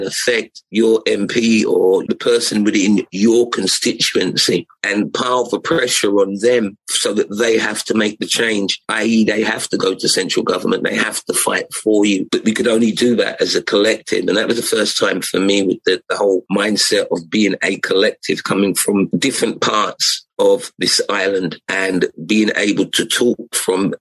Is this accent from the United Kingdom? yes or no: yes; London, United Kingdom; I was born in England and there was things that were going on in South London where I came from